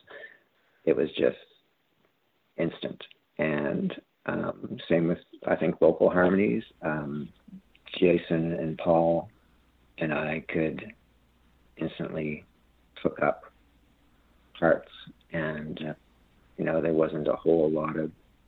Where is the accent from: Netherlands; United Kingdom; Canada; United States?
Canada; Cole Harbour, Nova Scotia; I'm from Cole Harbour